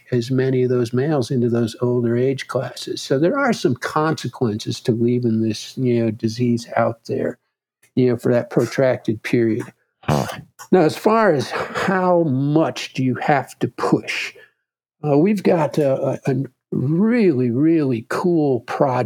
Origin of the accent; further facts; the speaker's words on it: Wisconsin, United States; my home state of Wisconsin